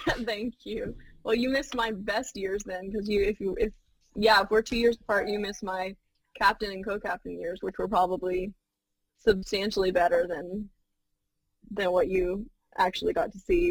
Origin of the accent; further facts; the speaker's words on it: Clayton County, Georgia, United States; also born or lived in Florida; the Clayton County area, uh, and I grew up there pretty much all of my memorable life